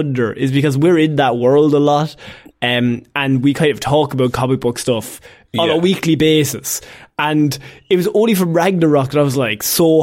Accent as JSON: {"language": "English", "country": "Ireland", "said": "as Irish people, we use the word grand"}